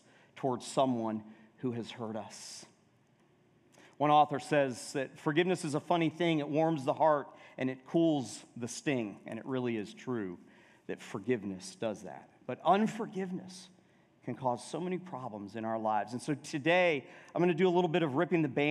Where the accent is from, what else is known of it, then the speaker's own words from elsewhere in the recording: Atlanta, Georgia, United States; I grew up in Atlanta